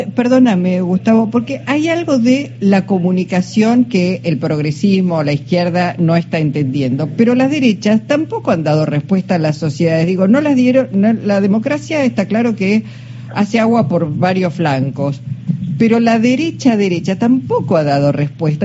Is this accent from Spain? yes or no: no; Argentina; Somos argentinos